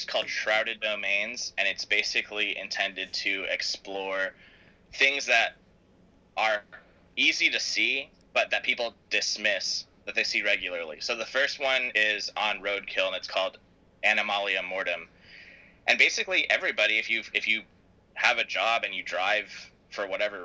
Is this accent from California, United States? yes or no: yes; San Diego, California, United States; I'm from San Diego